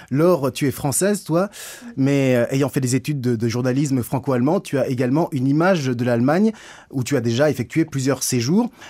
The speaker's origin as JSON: {"language": "French", "country": "Greece", "said": "Chez nous, en Grèce"}